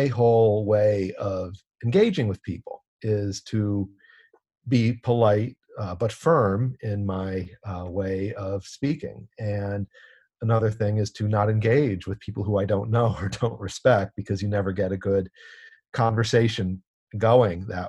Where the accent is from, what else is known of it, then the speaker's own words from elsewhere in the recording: Evanston, Illinois, United States; growing up in Evanston, Illinois